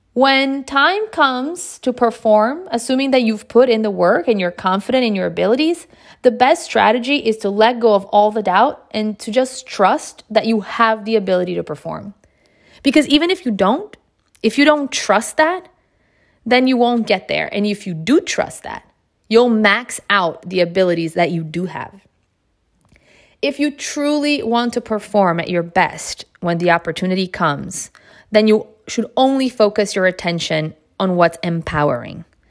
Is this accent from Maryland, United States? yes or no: yes; Bethesda, Maryland, United States; I had the privilege of growing up in the Bethesda Potomac area in Maryland